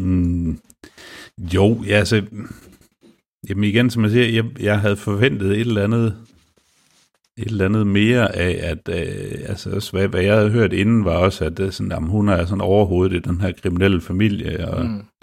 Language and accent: Danish; Denmark; jeg er jo også dansker